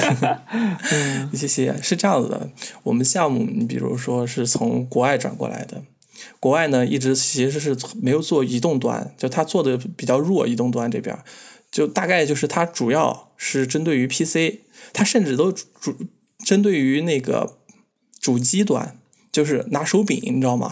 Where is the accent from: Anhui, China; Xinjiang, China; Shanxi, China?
Xinjiang, China; 我是个新疆人